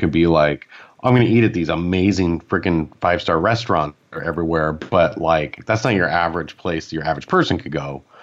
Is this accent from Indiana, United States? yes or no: no; Sacramento, California, United States; I grew up in Sacramento